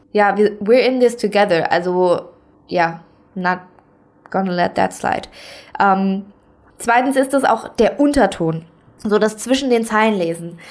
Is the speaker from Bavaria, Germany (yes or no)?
no; Saarland, Germany; now in Kaiserslautern, Germany; ich komme aus dem Saarland, ich wohne aber aktuell in Kaiserslautern